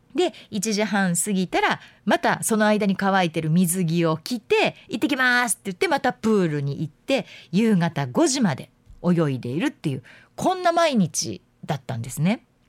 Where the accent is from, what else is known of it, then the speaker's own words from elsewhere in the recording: Yamanashi, Japan; moved away; 私のふるさと、まあ、山梨県なんですけれども甲府盆地があるので